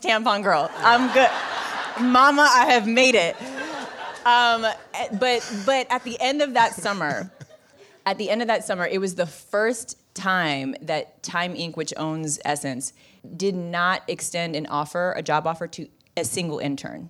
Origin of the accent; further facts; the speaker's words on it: Bay Area, California, United States; moved away; I'm from the Bay Area